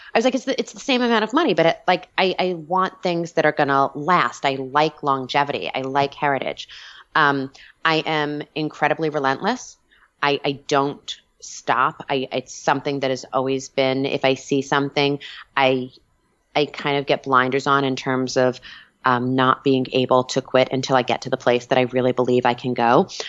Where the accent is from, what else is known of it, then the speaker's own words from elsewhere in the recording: Long Island, New York, United States; moved away; So I'm Italian, I'm from Long Island, back east.